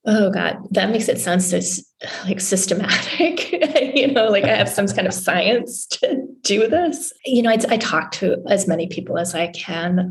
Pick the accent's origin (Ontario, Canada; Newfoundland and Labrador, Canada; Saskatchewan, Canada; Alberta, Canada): Newfoundland and Labrador, Canada; also born or lived in New England; now in Washington, DC, United States; I grew up in Canada in a, a, little province in far eastern Canada called Newfoundland